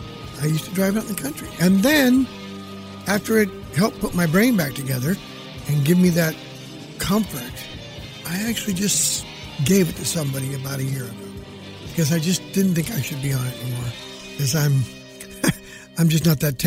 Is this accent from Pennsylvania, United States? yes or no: no; Hanford, California, United States; born or raised there; moved away